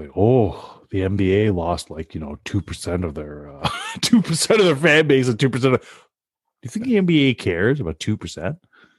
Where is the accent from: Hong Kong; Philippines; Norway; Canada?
Canada; We're Canadian.